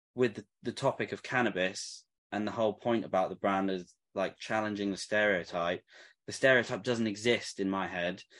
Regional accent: England, United Kingdom; moved away

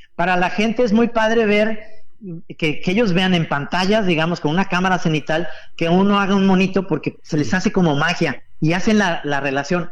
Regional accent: Mexico; somos todos los mexicanos

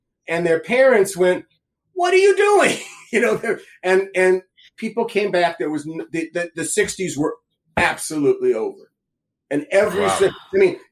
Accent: California, United States; also born or lived in Boston; California is my home state

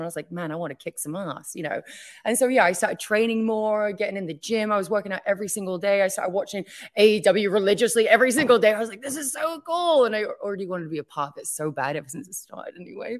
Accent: England, United Kingdom; moved away as an adult; now in United States; my home country

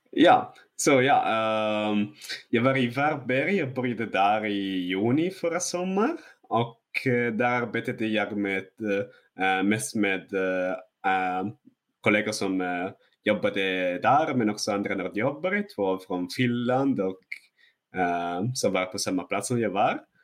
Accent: northern Italy, Italy; Swedish is a second language; moved away as an adult; now in Sweden; Jag, jag kommer från norra Italien också, så det är eh, under berg

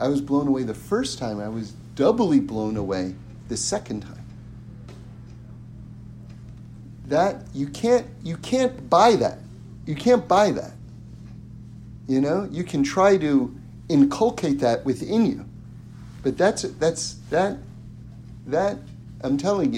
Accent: New York City, New York, United States; I grew up in New York City and, you know, born and raised in apartments

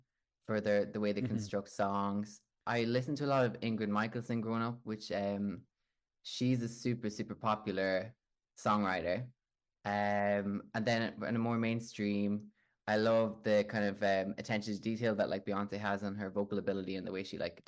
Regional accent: Dundalk, County Louth, Ireland; moved away as an adult; also born or lived in Dublin; now in London, United Kingdom; I'm from Dundalk

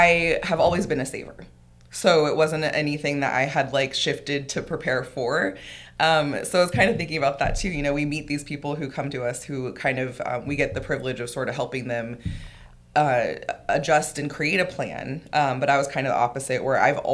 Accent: Southern California, United States; moved away as an adult; now in Salem, United States; I'm originally from Southern California

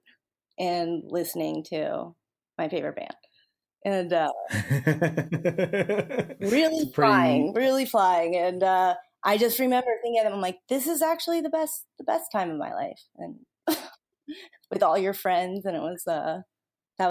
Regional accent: South Florida, United States; moved away as an adult; now in New York, United States; I'm from South Florida

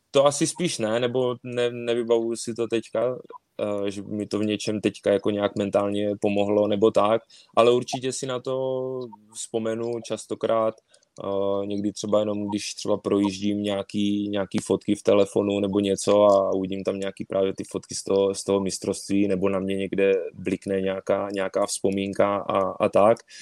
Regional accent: Czechia; moved away as an adult; also born or lived in Poland; now in Yokohama, Japan; u nás v Praze

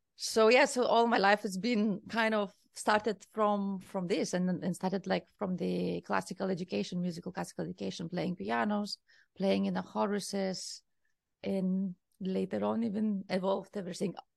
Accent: Kaunas, Kaunas County, Lithuania; English is a second language; moved away as an adult; also born or lived in Berlin, Germany; now in Barcelona, Spain; I am from Lithuania. I'm from the second largest city in Lithuania, that is Kaunas

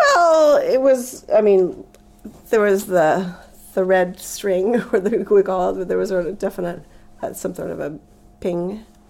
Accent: Bay Area, California, United States; moved away; also born or lived in Japan; I grew up uh, in the '60s, pretty much '60s, '70s in Bay Area, California

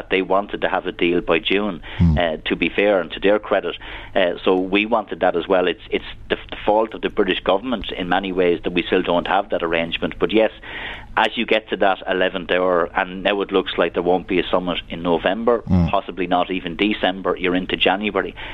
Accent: Ireland; as Irish politicians, we have a responsibility

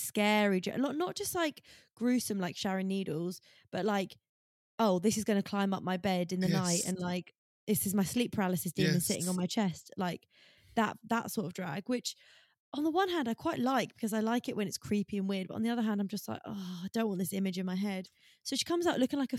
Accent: Essex, East of England, United Kingdom; I am from Essex

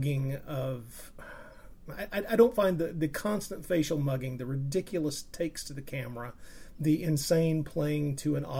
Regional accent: United States; me being an American and having experienced those films at a younger age

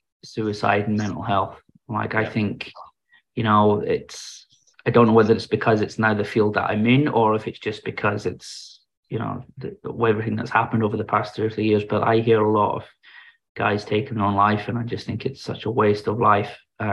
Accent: Germany; born there; So I was born in Germany because my dad was in the British Forces.

